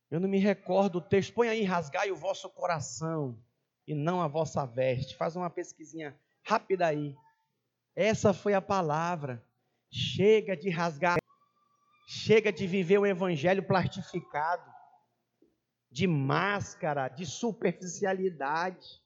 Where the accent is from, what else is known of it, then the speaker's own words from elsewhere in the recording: Rio Negro, Amazonas, Brazil; moved away; Eu venho lá do Amazonas, Rio Negro.